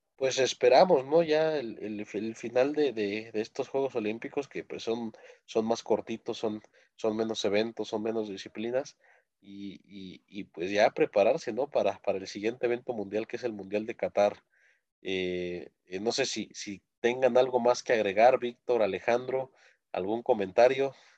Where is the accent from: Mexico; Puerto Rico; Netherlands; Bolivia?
Mexico; uno como mexicano